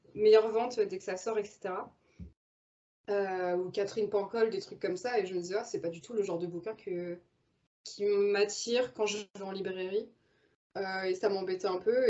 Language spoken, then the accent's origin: French; Normandy, France; moved away as an adult; j'ai grandi en Normandie